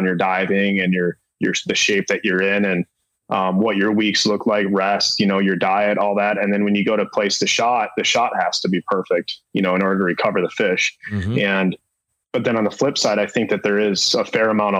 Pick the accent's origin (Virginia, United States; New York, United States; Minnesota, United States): Minnesota, United States; when I was a kid growing up in Minnesota